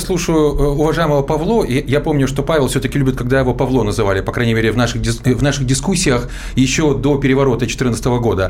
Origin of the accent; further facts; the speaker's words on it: Zaporizhzhia, Zaporizhzhia Oblast, Ukraine; мой родной город Запорожье